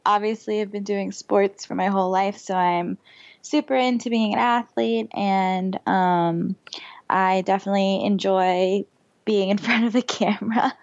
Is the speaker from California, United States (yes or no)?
no; Florida, United States; I grew up in Florida.